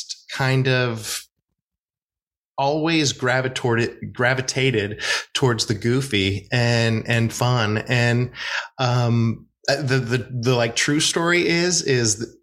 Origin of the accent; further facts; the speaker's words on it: Oregon, United States; moved away as an adult; also born or lived in New York; now in Los Angeles, United States; I'm from Oregon originally